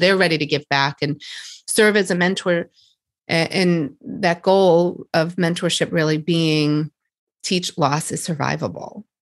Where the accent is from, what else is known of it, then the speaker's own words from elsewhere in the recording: Boston, Massachusetts, United States; here just in Boston, around my hometown